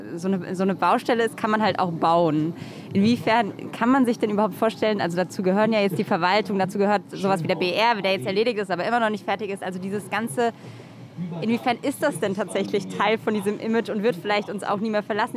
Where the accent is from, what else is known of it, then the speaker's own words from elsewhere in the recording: Stromberg, Germany; now in Berlin, Germany; in meiner Heimat in Stromberg